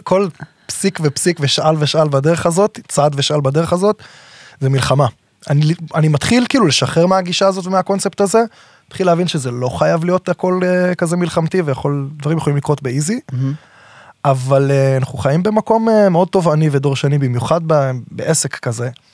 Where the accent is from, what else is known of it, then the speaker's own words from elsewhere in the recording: Herzliya, Tel Aviv District, Israel; גדלתי בהרצליה, בעיר, במקור